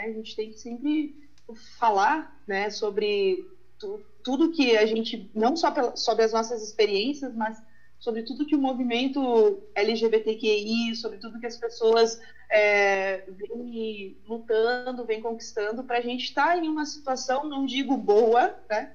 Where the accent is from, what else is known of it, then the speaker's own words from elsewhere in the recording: Uruguaiana, Rio Grande do Sul, Brazil; now in Lajeado, Brazil; Eu sou de Uruguaiana, né? Faz um tempo que eu vim aqui para a região